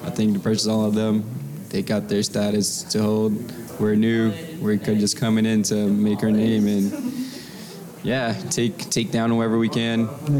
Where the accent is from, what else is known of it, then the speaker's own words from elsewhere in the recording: Brazil; moved away; I'm originally from Brazil.